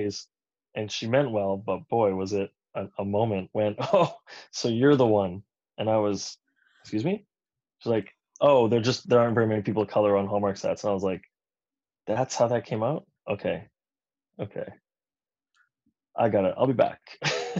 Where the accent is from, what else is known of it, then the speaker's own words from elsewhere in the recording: Toronto, Ontario, Canada; moved away; I'm originally from Toronto